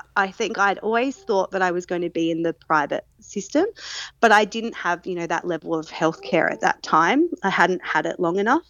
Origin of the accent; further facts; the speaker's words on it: Adelaide, South Australia, Australia; moved away as an adult; now in Newcastle, Australia; I am originally from Adelaide, but since 2020, I've been living in Newcastle, New South Wales